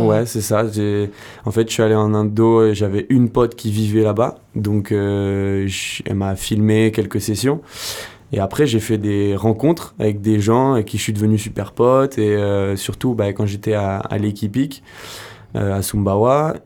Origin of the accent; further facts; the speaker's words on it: Royan, Nouvelle-Aquitaine, France; now in Landes, France; moi je suis originaire de Royan, je suis un petit gars de Royan qui est venu s'installer dans les Landes.